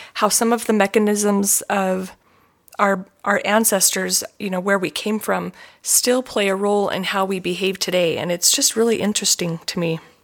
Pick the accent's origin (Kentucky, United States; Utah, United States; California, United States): Utah, United States; as a child growing up in Utah